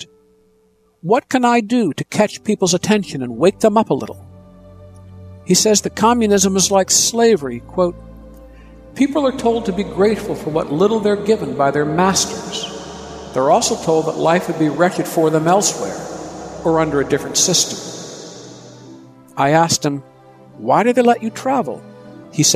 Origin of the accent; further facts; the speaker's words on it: Ann Arbor, Michigan, United States; growing up in Ann Arbor, Michigan